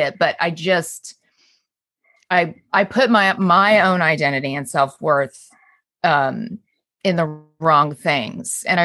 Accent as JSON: {"language": "English", "region": "Southern California", "country": "United States", "tie": "born or raised there", "said": "I grew up in Southern California"}